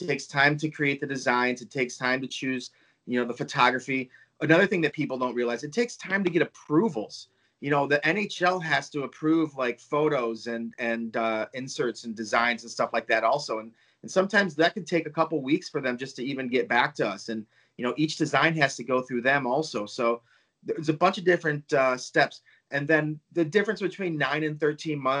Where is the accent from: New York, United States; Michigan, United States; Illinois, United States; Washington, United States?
Michigan, United States; Hockeytown; I grew up near Hockey Town